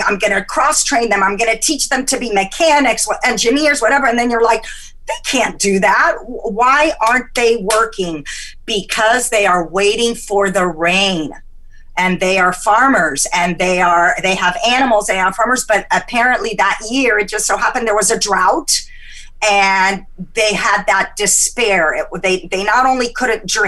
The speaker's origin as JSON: {"language": "English", "country": "Egypt", "moved": "yes", "said": "I'm from Egypt, and I have that Mediterranean hot blood"}